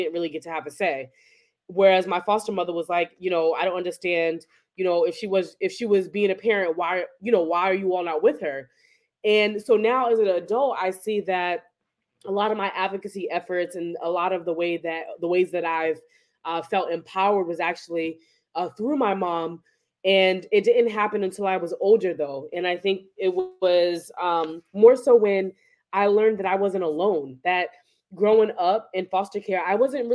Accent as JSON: {"language": "English", "town": "Boston", "region": "Massachusetts", "country": "United States", "tie": "born or raised there", "also_born_or_lived": "New Jersey", "said": "I grew up in Boston"}